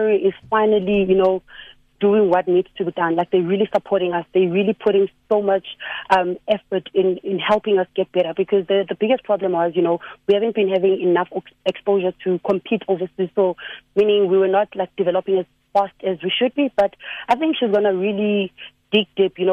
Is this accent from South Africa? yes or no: yes; South Africa; South African players